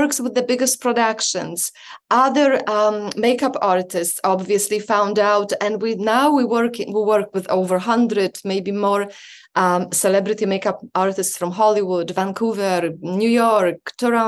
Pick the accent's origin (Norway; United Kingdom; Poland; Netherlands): Poland; now in Canada; I was born in Poland, lived in Canada for about 25 years